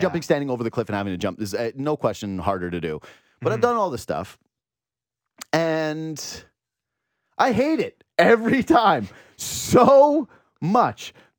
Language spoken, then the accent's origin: English; Whitehorse, Yukon, Canada; Again, I was from Whitehorse, Yukon. So whenever I would come to Ontario, or if I would go to California, that would be an event or a thing to do.